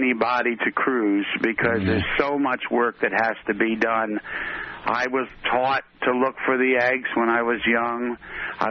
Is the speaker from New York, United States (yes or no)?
no; Cape May County, New Jersey, United States; also born or lived in Philadelphia, Pennsylvania / Maryland; they moved lock, stock, and me down to the deep south of New Jersey, down in called Cape May County.